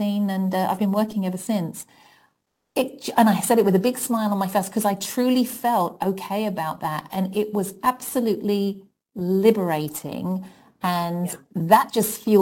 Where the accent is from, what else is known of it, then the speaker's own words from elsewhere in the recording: London, United Kingdom; accent: British; moved away as an adult; now in United States; I grew up in public housing in London